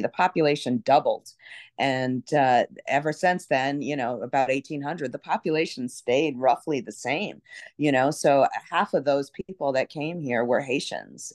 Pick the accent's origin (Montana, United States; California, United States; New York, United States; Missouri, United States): New York, United States; New York City; now in New Orleans, United States; I grew up in Brooklyn, so I'm a New York City person, and, uh, there's, there's not that many that were born and raised in New York, but I'm one of 'em